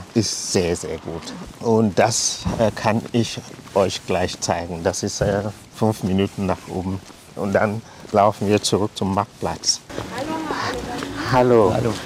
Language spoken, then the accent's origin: German; Limbe, Southwest Region, Cameroon; German is a second language; moved away as an adult; now in Heubach, Germany; Ich habe in Limbe gewohnt. Ich bin dort aufgewachsen, in die Schule gegangen.